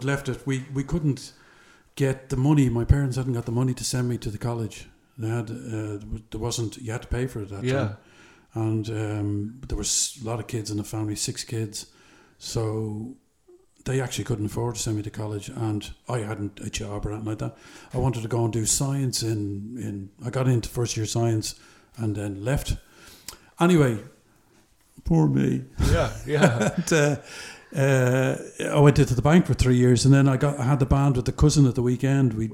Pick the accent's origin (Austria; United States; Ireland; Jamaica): Ireland; as an Irish kid growing up